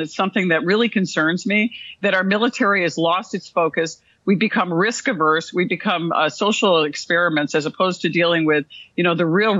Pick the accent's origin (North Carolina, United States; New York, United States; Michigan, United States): New York, United States; Rome; I am from Rome, New York, which is where the Air Force Research Lab Directorate is